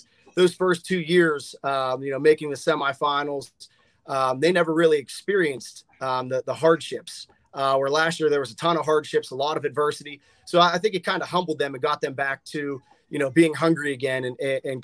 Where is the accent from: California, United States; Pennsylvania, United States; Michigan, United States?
Pennsylvania, United States; Blackhawk; Growing up in Blackhawk